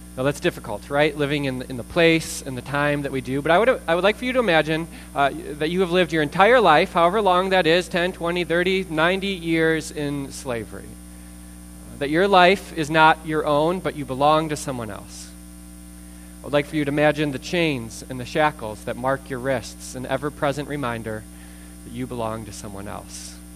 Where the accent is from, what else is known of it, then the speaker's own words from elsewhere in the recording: United States; I'm an American